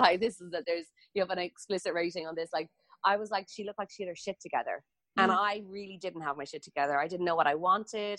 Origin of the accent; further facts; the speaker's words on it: Ireland; I grew up in Ireland